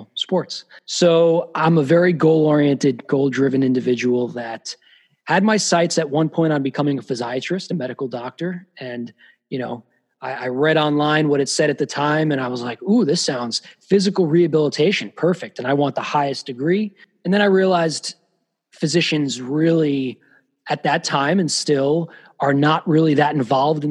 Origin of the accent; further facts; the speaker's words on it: Long Island, New York, United States; also born or lived in Los Angeles; now in New York, United States; I grew up on Long Island